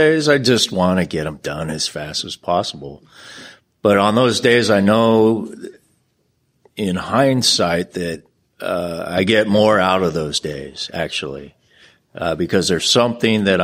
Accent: San Diego, California, United States; I'm from San Diego

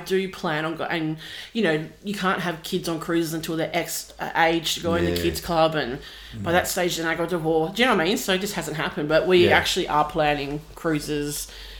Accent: Joondalup, Western Australia, Australia; also born or lived in Wembley, Western Australia; I have lived in the city of Wanneroo or city of Joondalup minus 2 years for the entire of my existence.

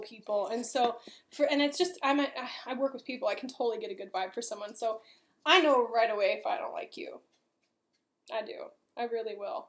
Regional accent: Los Angeles, California, United States; moved away; also born or lived in Long Beach; I'm from Los Angeles

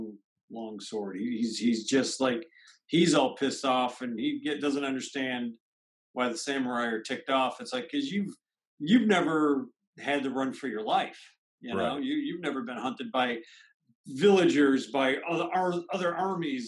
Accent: United States

